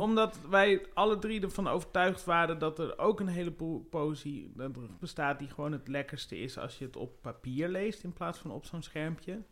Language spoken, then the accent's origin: Dutch; IJsbrechtum, Friesland, Netherlands; moved away; in Friesland, waar ik ben opgegroeid.